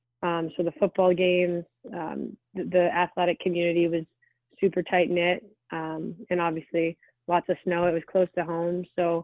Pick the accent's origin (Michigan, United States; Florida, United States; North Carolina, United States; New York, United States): Michigan, United States; Detroit; I was in my hometown in Detroit